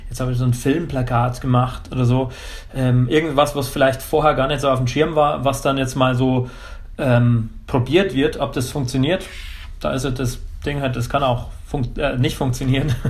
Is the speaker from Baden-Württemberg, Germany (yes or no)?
no; Pfarrkirchen, Bavaria, Germany; in der Heimat, also in Pfarrkirchen, Niederbayern, also Rottal Inn, der Landkreis, wo ich herkomme